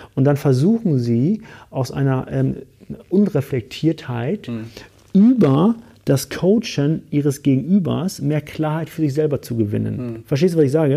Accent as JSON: {"language": "German", "region": "Hamburg", "country": "Germany", "said": "ich komme aus Hamburg"}